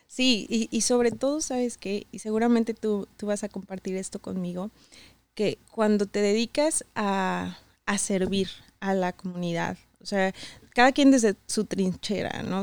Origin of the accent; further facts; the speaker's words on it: San Luis de la Paz, Guanajuato, Mexico; moved away as an adult; also born or lived in León, Guanajuato / Querétaro; now in United States; Yo nací en León, pero crecí en San Luis de la Paz, Guanajuato.